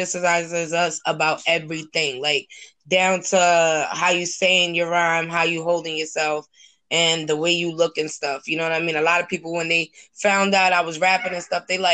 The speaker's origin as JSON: {"language": "English", "town": "New York City", "region": "New York", "country": "United States", "tie": "born or raised there", "moved": "yes", "said": "when I left my hometown and I moved"}